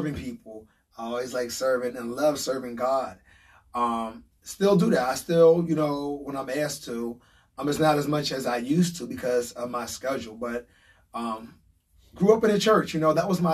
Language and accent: English; Harrisburg, Pennsylvania, United States; born or raised there; also born or lived in York, Pennsylvania